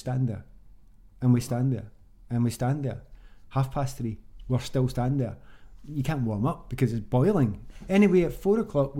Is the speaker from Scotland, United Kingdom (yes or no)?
yes; Glasgow, Scotland, United Kingdom; moved away; I came from the East End of Glasgow